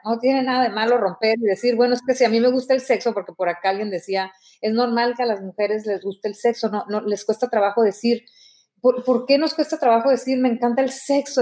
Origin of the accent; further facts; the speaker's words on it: Mexico; yo te hablo como mexicana